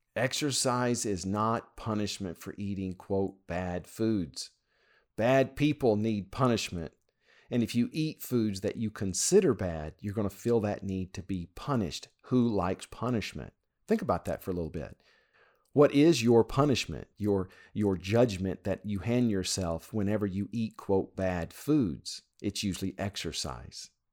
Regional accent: Louisiana, United States; When I was growing up in Louisiana

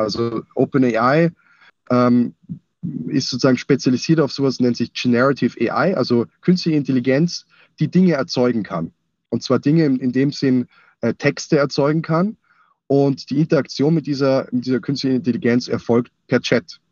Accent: Austria; now in Munich, Germany; ich bin eigentlich Österreicher. Ähm, das heißt also, meine, meine Nähe zum F C Bayern ist eigentlich nur durch meinen Zuzug, äh, oder, ja, meinen Umzug nach, nach München gegeben.

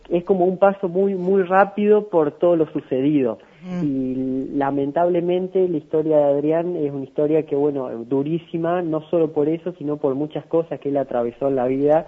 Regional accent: San Francisco, Córdoba, Argentina; also born or lived in Villa María; Soy de San Francisco, pero bueno, estudio allá en Villa María

